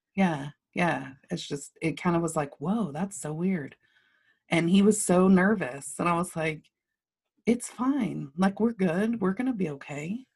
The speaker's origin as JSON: {"language": "English", "town": "Lubbock", "region": "Texas", "country": "United States", "tie": "born or raised there", "said": "I grew up in Lubbock, I grew up, um, on Flynn Avenue"}